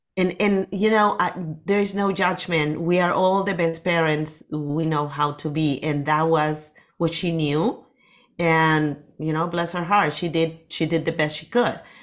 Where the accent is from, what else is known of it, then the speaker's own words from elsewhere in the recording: Lima, Peru; English is a second language; moved away as an adult; now in Las Vegas, United States; I was born in Peru, in Lima, in the city